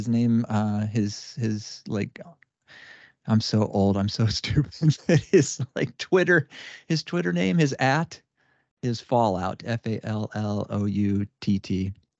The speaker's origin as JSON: {"language": "English", "region": "Indiana", "country": "United States", "accent": "Indiana accent", "said": "If anybody can't tell from the way that I slur words that I'm from Indiana."}